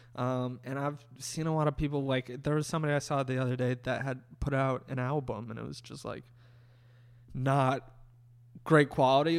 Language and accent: English; Massachusetts, United States; moved away; I, like, produced one documentary, uh, back in my hometown. I worked for this, like, uh, school news channel